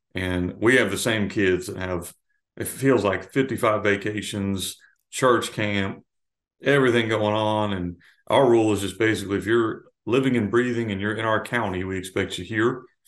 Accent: Florida, United States; now in Arkansas, United States; I grew up in Florida

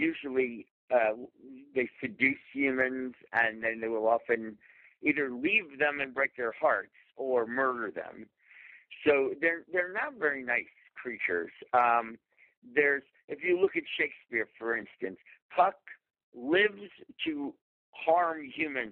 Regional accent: New York, United States; I grew up in New York

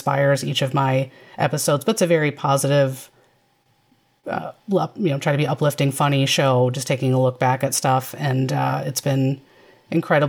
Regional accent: Chicago, Illinois, United States; I grew up in the Chicagoland area.

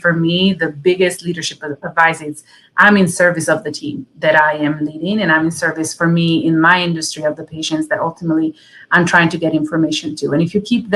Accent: Italy; moved away; My dad was in the Italian army growing up in Italy

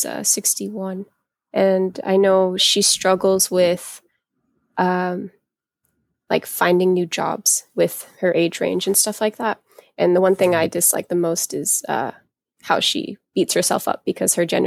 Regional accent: United States; I'm American

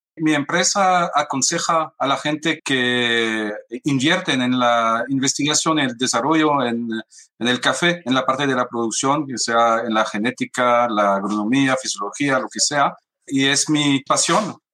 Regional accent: France; lo siento mucho como francés

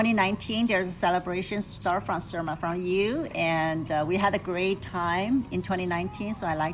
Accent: China; now in San Francisco, United States; Yes, I came from China, so originally from China

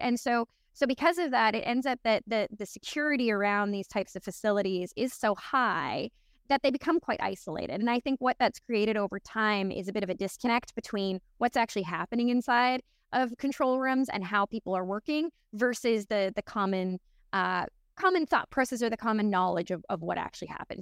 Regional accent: Newfoundland and Labrador, Canada; I'm originally from Newfoundland, Canada, so absolute middle of nowhere

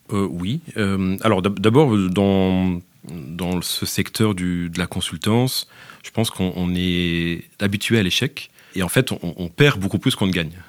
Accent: France; moved away as an adult; now in Belgium; Je suis français. je suis français, mais maintenant, après une dizaine d'années, je peux dire que je suis aussi franco-belge

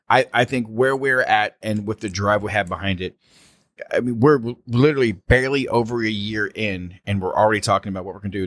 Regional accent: New Orleans, Louisiana, United States; 6-26, we're in my hometown, baby. We're in New Orleans.

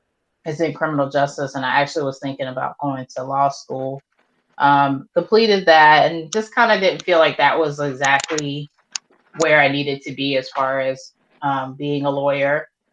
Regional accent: Baltimore, Maryland, United States; now in Charleston, United States; I'm originally from Baltimore, Maryland, but I've resided in the Charleston area for a majority of my life.

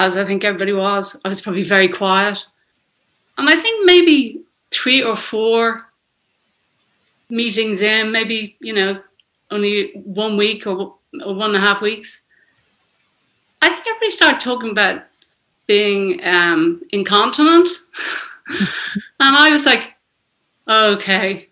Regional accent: Dublin, Leinster, Ireland; I'm from Dublin, Ireland.

